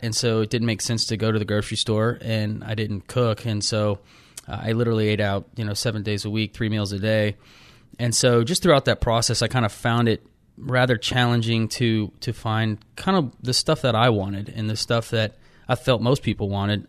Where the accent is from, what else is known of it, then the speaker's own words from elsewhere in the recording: Austin, Texas, United States; moved away as an adult; I just grew up there